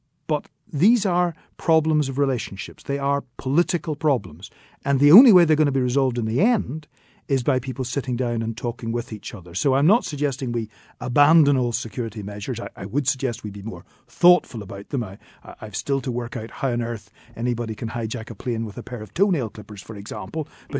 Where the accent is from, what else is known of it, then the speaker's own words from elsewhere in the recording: Northern Ireland, United Kingdom; It is for all Irish people, it is for all British people, and I'm both British and Irish.